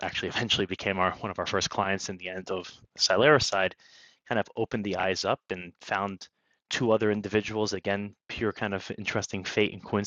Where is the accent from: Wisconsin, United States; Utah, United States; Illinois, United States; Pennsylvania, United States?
Pennsylvania, United States; Bethlehem; now in New York City, United States; I grew up in, anyone knows Bethlehem, Pennsylvania, I'll shout out there for it, but not too far away from where I am here in the New York City, in kind of Lehigh Valley area of Pennsylvania